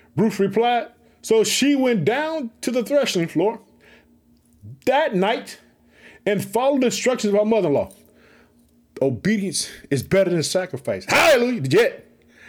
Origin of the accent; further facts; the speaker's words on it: Chicago, Illinois, United States; In the state of Illinois, it's my hometown. I live in the city of Chicago